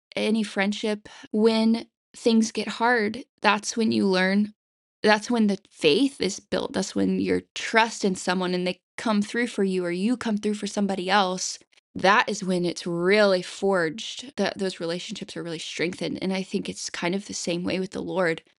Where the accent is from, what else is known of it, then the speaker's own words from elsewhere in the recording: the Bible Belt, United States; I grew up in the Bible Belt